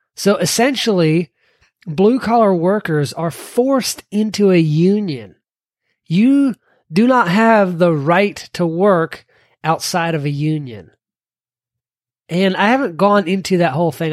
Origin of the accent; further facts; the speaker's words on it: Kentucky, United States; my home state of Kentucky